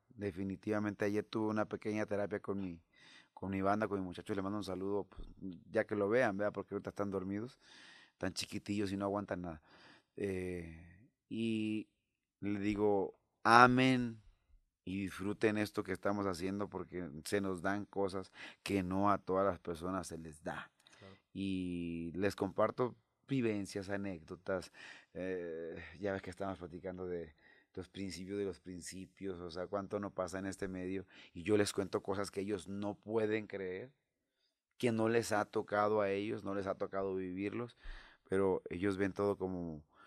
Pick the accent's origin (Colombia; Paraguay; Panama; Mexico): Mexico; El Rosario, Sinaloa; moved away as an adult; also born or lived in Mexico City; luego llego a Rosario, allá a mi tierra